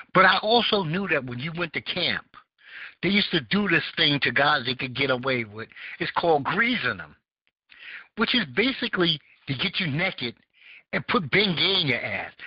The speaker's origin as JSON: {"language": "English", "town": "New York City", "region": "New York", "country": "United States", "tie": "born or raised there", "said": "I grew up in Bed Stuy"}